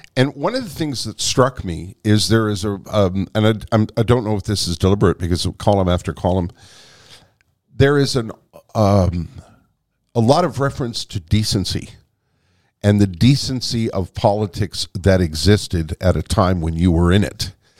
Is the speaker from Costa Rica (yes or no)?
no; Canada; as a Canadian